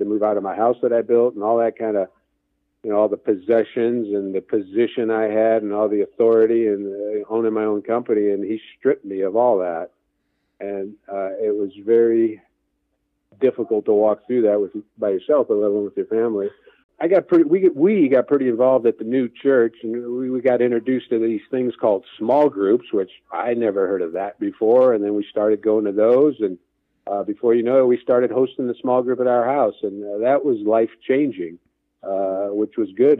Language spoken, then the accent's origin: English; Gary, Indiana, United States; now in Indianapolis, United States; I grew up in Gary, Indiana, so I'm a, officially a region rat